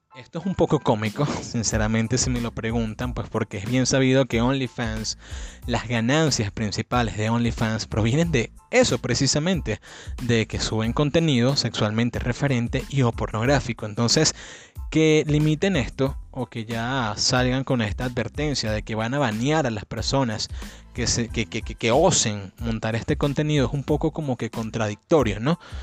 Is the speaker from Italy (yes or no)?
no; Cabudare, Lara, Venezuela; also born or lived in New York City, United States; en New York City, mi ciudad natal, junto con Cabudare